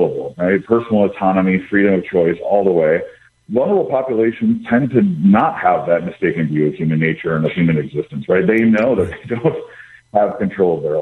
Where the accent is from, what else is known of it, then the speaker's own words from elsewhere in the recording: Wisconsin, United States; moved away; I grew up in Wisconsin